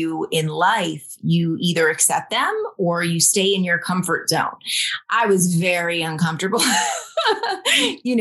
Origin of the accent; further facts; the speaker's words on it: Rome, New York, United States; moved away as an adult; also born or lived in Dominican Republic; I am originally from Rome, New York, little small town in upstate New York.